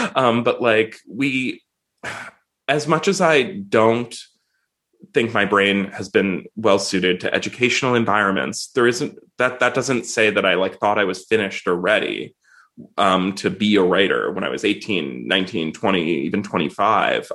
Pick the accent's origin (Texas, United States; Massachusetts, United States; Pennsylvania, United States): Pennsylvania, United States; Swarthmore; I grew up near Swarthmore College, so I took like collegiate classes at the college when I was in high school